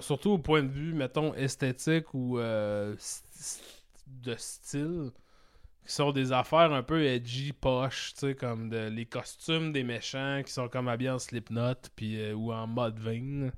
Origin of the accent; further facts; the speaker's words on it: Saguenay, Quebec, Canada; je viens du Saguenay, mon frère aussi